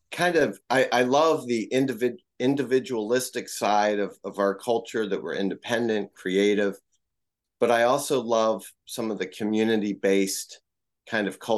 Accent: Maryland, United States; also born or lived in Tokyo, Japan; now in Boston, United States

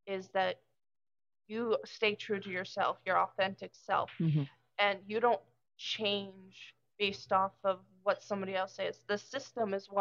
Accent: Maryland, United States; now in New Hampshire, United States; I'm actually from Maryland. I moved up here in May

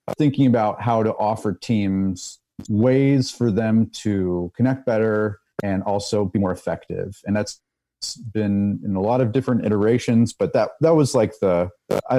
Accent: New York, United States; moved away as an adult; now in France; I was born and raised in New York

